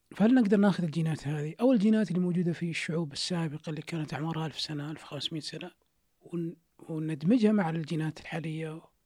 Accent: Saudi Arabia; إحنا كشعب سعودي

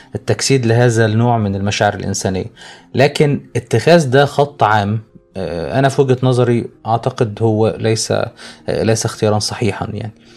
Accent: Egypt; عندنا في مصر

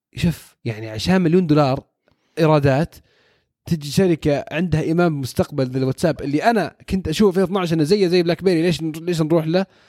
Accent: Saudi Arabia; عندنا في السعودية

